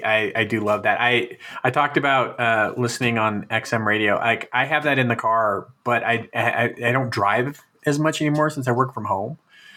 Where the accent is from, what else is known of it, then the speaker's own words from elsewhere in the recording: Chicago, Illinois, United States; now in Colorado, United States; because I'm in Colorado, but I also listened to the Cubs because I was born in Chicago.